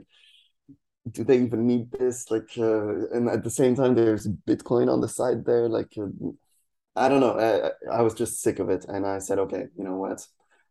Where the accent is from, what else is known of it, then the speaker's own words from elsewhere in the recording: Poland; English is a second language; also born or lived in France; So I'm French and Spanish, half half. But I grew up in Poland. I've lived between France and Poland kind of on and off, but mostly Poland